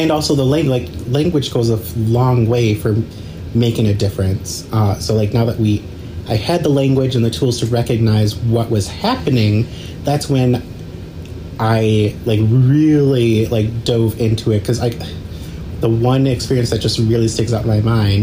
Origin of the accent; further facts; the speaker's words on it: Detroit, Michigan, United States; also born or lived in Auburn Hills, Michigan / Mount Pleasant, Michigan; originally I moved here from Mount Pleasant, but I grew up in Metro Detroit, like in the suburbs